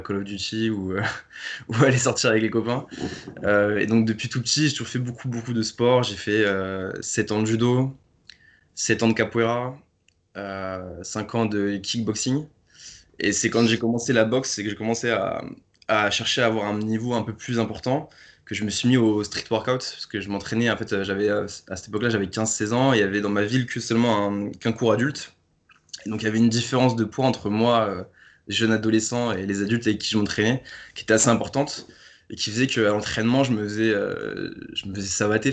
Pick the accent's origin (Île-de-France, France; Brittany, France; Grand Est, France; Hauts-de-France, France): Île-de-France, France; Paris; je viens de Paris, j'ai 26 ans